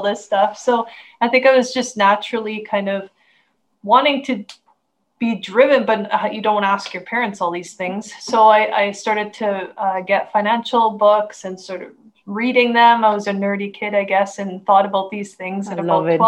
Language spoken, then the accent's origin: English; Canada; I'm from Canada. And I live the rural life